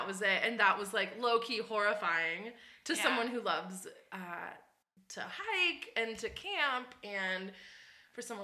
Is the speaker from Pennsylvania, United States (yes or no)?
yes; Pittsburgh, Pennsylvania, United States; moved away as an adult; now in Las Vegas, United States; I'm originally from Pittsburgh, Pennsylvania